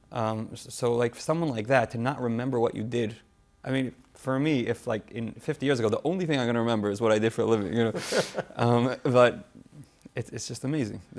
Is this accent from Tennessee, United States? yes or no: yes; Memphis, Tennessee, United States; We grew up in Memphis.